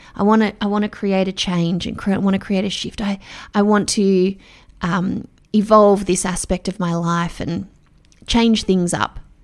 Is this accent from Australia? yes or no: yes; Melbourne, Victoria, Australia; I'm from Melbourne